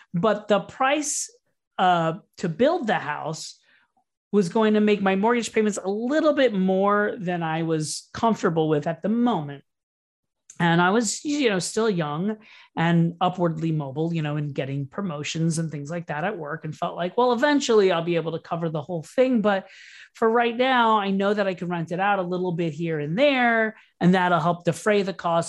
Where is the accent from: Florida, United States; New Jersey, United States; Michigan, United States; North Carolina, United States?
Florida, United States; Orlando; also born or lived in New York / Brooklyn; now in Miami, United States; I grew up in Orlando, Florida